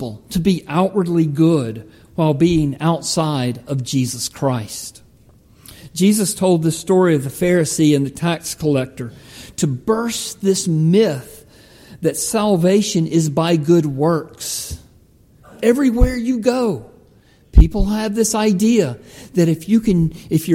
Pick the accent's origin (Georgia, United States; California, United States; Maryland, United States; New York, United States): Georgia, United States; Palmetto; my hometown of Palmetto